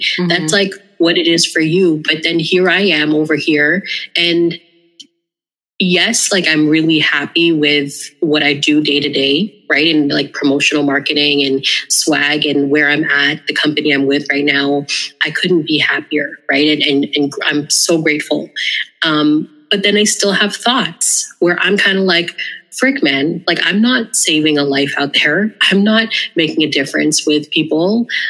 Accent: Philippines; I'm like, I'm a good cleaner because I'm Filipino.

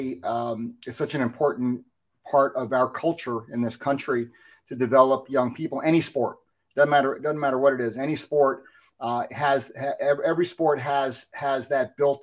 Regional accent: New Jersey, United States; Growing up in New Jersey, I was a baseball player

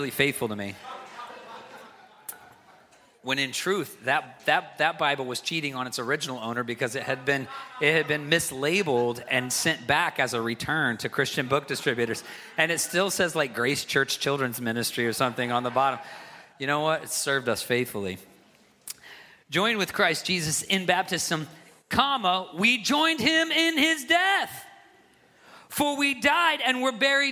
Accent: the South, United States; now in New England, United States; I'm from the South

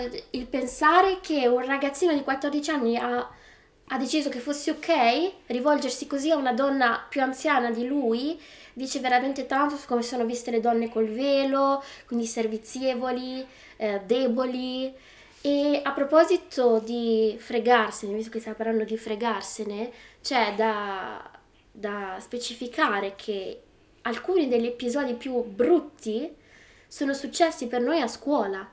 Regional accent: Bologna, Emilia-Romagna, Italy; accent: Bolognese; first language Italian; moved away as an adult; now in United Kingdom; io parlavo con un accento veramente più, più bolognese, con l'accento più bolognese che ci fosse

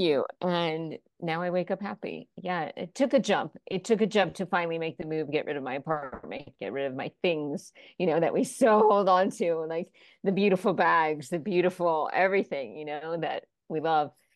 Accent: Florida, United States; moved away; also born or lived in New York / Los Angeles; I was raised in Florida and then moved to New York for a bit and Los Angeles

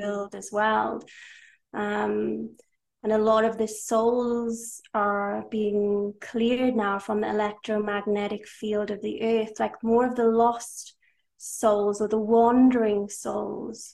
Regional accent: Wales, United Kingdom; I am from Wales. I am Welsh to a Welsh father and half Hungarian mother. I am now living in Wales

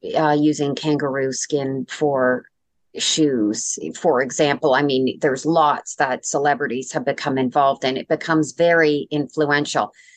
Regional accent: Canada; I'm Canadian

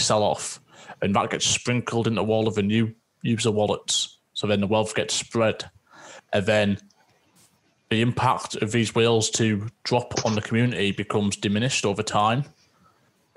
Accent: Teesside, North East England, United Kingdom; also born or lived in Scotland; just north of Yorkshire, where we're in a place called Teesside. So we're nicknamed Smoggies

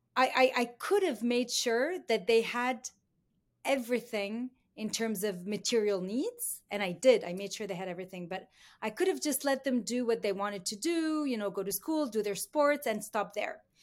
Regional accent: Beirut, Beirut Governorate, Lebanon; moved away as an adult; now in Canada; I was born in Beirut. I grew up in the Lebanese Civil War.

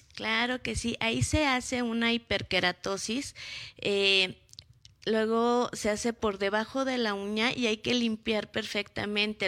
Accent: Mexico; nosotros somos mexicanos

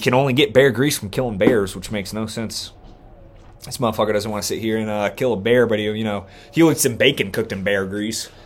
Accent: near Dayton, Ohio, United States; moved away; in Dayton, my like, damn near my hometown

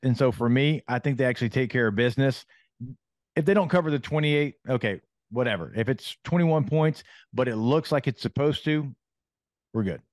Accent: Louisiana, United States; growing up in Louisiana

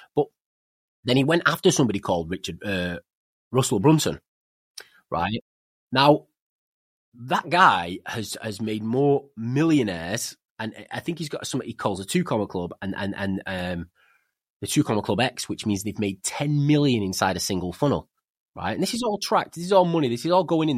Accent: England, United Kingdom; also born or lived in Spain; I'm English

